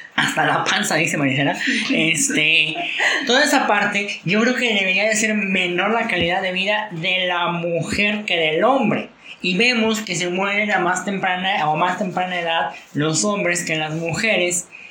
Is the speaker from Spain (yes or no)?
no; Mexico; de nuestra sociedad como mexicanos